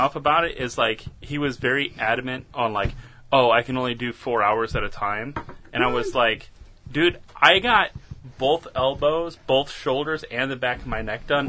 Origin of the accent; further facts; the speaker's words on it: St. Louis, Missouri, United States; I'm from St. Louis.